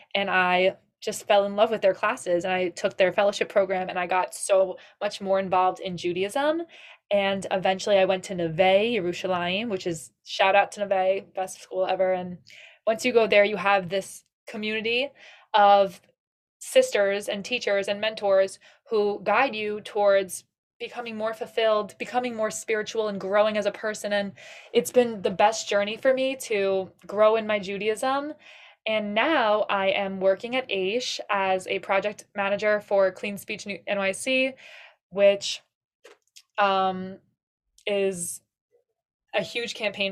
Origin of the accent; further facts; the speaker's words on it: Suffolk County, Long Island, New York, United States; from Suffolk County, Long Island